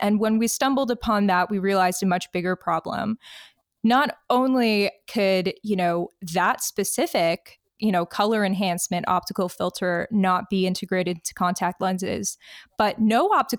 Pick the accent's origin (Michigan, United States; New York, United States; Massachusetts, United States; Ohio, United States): Michigan, United States; Detroit; moved away as an adult; now in Halifax, Canada; I am from Detroit, Michigan.